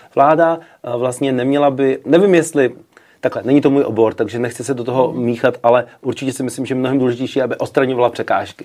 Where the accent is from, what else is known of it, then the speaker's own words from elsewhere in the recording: Czechia; moved away as an adult; now in New York, United States; jsem z Česka